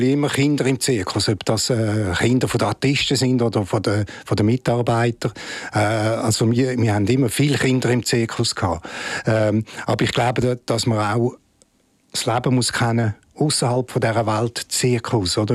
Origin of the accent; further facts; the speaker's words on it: Rapperswil, St. Gallen, Switzerland; Da bin ich in Rapschwil aufgewachsen und habe dort Schule äh, gemacht.